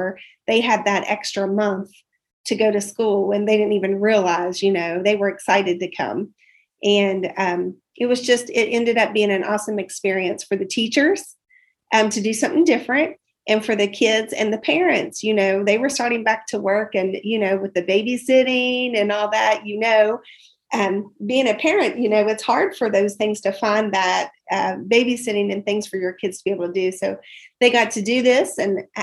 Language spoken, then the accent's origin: English; West Virginia, United States; moved away as an adult; now in Mason County, Kentucky, United States; I was originally from West Virginia